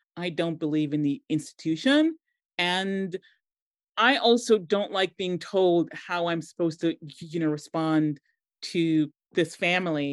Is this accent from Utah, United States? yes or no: no; Boston, Massachusetts, United States; accent: American twang; moved away as an adult; also born or lived in Montserrat / Chicago, United States; now in London, United Kingdom; I grew up in Boston, one of the most Irish cities.